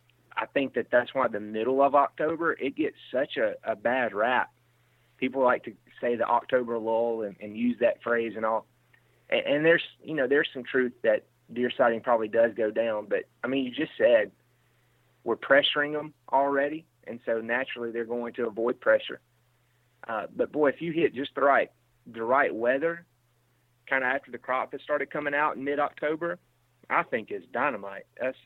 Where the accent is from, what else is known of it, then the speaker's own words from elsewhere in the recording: Mississippi, United States; now in Iowa, United States; Now, I'm from Mississippi, and I've lived in Iowa now 4 or 5 years.